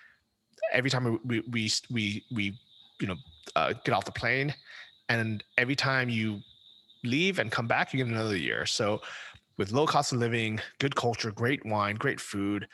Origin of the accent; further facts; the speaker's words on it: United States; moved away; as an American